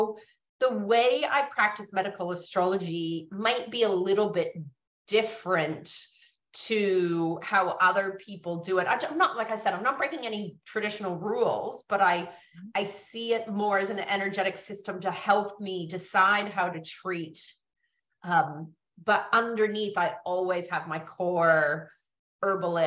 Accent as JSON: {"language": "English", "town": "San Francisco", "region": "California", "country": "United States", "tie": "born or raised there", "moved": "as an adult", "lives_now": "Australia", "said": "I grew up in San Francisco in the 70s and 80s"}